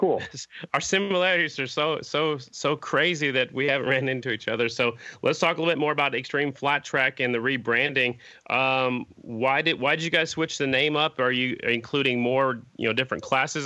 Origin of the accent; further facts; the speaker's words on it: Oklahoma City, Oklahoma, United States; I'm from Oklahoma City